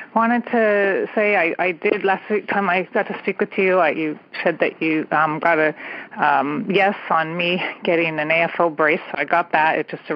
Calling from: California, United States; I'm calling from the San Francisco Bay Area.

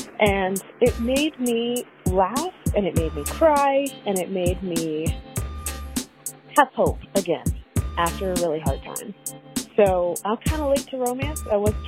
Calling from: Richmond, Virginia, United States; I'm from Richmond, Virginia.

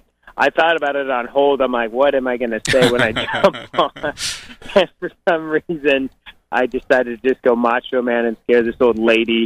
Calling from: Boise, Idaho, United States; I'm calling from Boise, Idaho.

